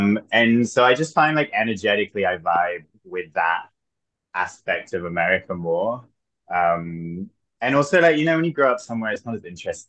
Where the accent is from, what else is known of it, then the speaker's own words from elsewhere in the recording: West Midlands, United Kingdom; also born or lived in Florida, United States; I'm from Herefordshire. And that is our only